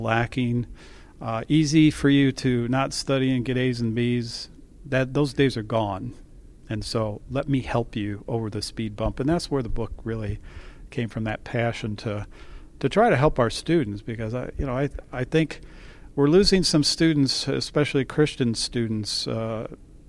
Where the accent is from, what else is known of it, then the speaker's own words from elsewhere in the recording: Lansing, Michigan, United States; I was born in Lansing, Michigan, and I was a Michigan State University graduate